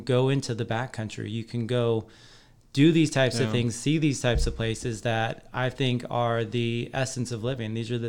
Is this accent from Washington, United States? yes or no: yes; Colbert, Washington, United States; Green Bluff. Yeah. So I was at Colbert Elementary too.